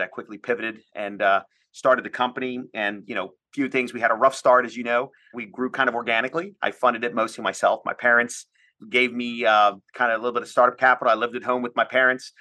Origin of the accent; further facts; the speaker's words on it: Washington, District of Columbia, United States; I'm from the Washington, D C area